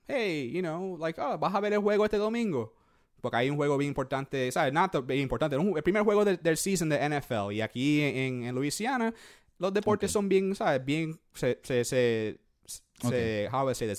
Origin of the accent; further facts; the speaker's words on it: Puerto Rico; moved away; yo soy boricua